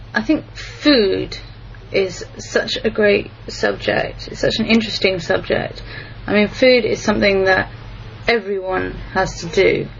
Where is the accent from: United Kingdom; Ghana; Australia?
United Kingdom; England; moved away as an adult; now in Japan; I come from England